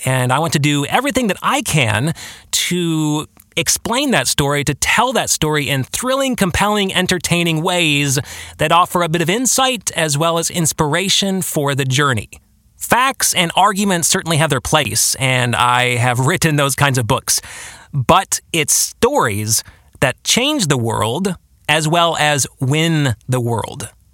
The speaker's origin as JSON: {"language": "English", "town": "Grand Rapids", "region": "Michigan", "country": "United States", "also_born_or_lived": "Washington, D.C.", "said": "I am from West Michigan, the Grand Rapids area"}